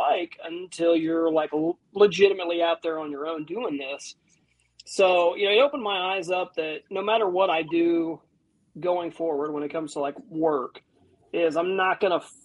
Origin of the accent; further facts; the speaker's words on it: Northern Ohio, United States; I'm from more Northern Ohio